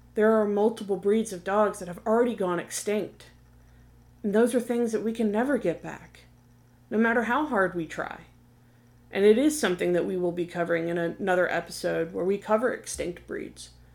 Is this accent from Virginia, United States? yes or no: yes; Virginia Beach, Virginia, United States; I'm from the Virginia Beach and Tidewater area. So as a child, I knew and was familiar with PETA.